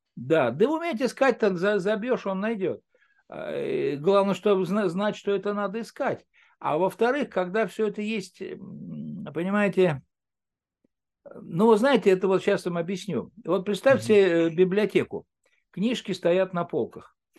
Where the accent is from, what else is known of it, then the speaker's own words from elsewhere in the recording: Moscow Oblast, Russia; я из Подмосковья